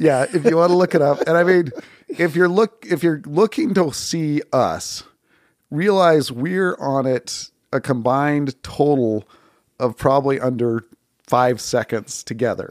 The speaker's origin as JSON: {"language": "English", "town": "Bountiful", "region": "Utah", "country": "United States", "tie": "born or raised there", "said": "I grew up in Bountiful, Utah"}